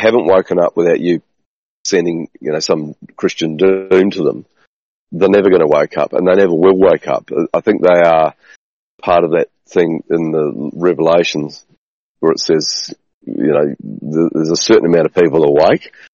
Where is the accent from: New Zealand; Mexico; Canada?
New Zealand; moved away; So where I grew up in New Zealand